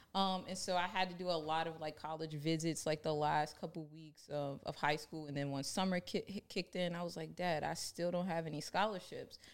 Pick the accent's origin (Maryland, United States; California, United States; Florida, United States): Maryland, United States; Baltimore; I grew up in Baltimore